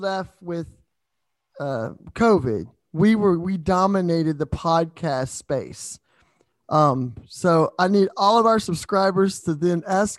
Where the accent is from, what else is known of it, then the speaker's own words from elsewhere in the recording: New Orleans, Louisiana, United States; I'm from New Orleans